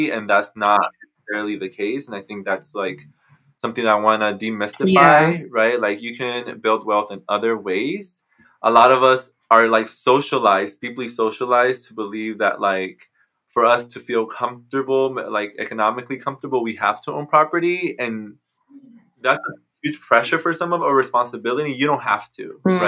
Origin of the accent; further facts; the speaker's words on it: Mexico; now in United States; in Mexico, where, you know, where I was born